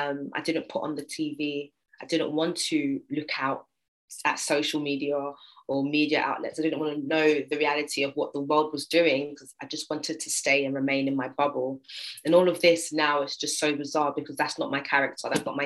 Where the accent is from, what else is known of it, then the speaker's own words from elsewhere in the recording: England, United Kingdom; being British, but from England